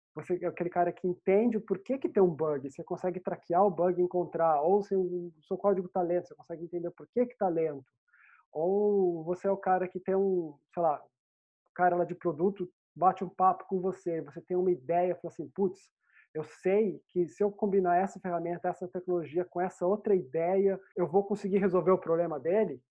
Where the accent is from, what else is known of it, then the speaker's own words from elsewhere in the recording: Pindamonhangaba, São Paulo, Brazil; moved away as an adult; now in England; eu sou do, do Vale do Paraíba, né, no Brasil. Então, eu cresci em, na minha saudosa Pindamonhangaba